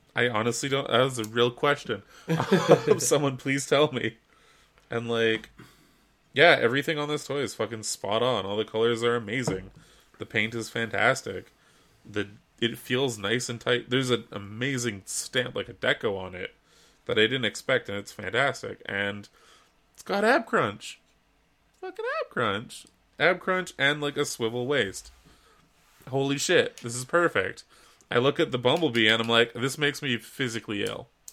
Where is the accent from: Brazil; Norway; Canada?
Canada